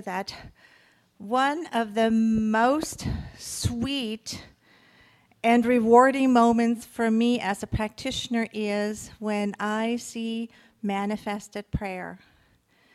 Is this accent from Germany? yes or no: yes; Germany; moved away; When I grew up in Germany, I grew up in a family, there was never enough